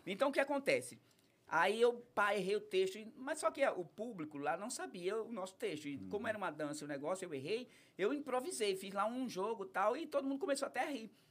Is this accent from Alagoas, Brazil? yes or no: yes; Penedo, Alagoas, Brazil; born or raised there; also born or lived in Riacho do Pedro / Piaçabuçu